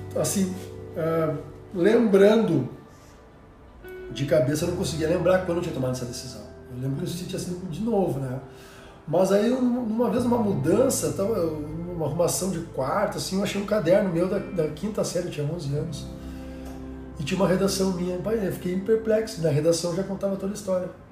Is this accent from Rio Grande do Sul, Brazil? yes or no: yes; Cachoeira do Sul, Rio Grande do Sul, Brazil; also born or lived in Santa Maria / São Paulo; sou natural de Cachoeira do Sul, interior aqui do Rio Grande do Sul